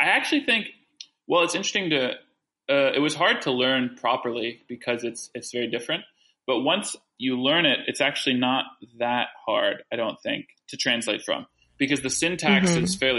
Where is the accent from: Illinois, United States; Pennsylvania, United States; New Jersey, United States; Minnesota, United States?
Illinois, United States; Chicago; first language French; Before that, I grew up speaking French, and French is actually my first language technically, but it's a funny situation because I moved to Chicago when I was 3 or 4.